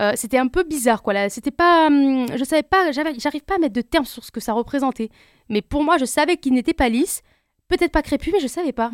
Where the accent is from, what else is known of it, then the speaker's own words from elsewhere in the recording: France; je suis algérienne turque d'origine, née en France